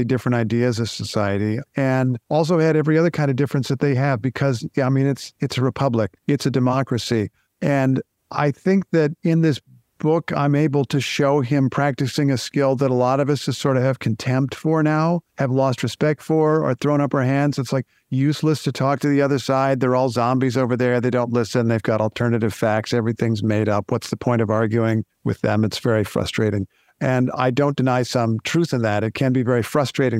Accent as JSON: {"language": "English", "region": "Indiana", "country": "United States", "tie": "born or raised there", "said": "I grew up in Indiana"}